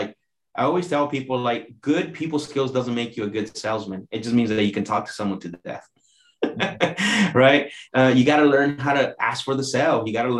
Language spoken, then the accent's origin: English; Mexico; born there; obviously I was born in Mexico, and most of my family, you know, are from Mexico.